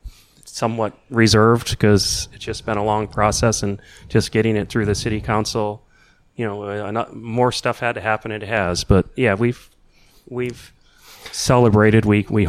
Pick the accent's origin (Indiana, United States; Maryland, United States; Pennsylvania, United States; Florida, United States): Indiana, United States; moved away; I grew up in Indiana